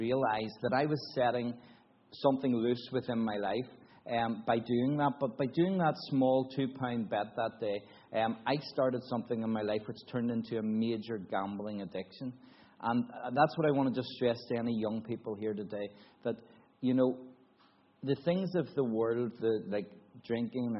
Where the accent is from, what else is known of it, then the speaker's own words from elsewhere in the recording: Newtownards, Northern Ireland, United Kingdom; also born or lived in Belfast; now in Cambodia; I was brought up in a Baptist church in Northern Ireland, in a little town called Newton Ards.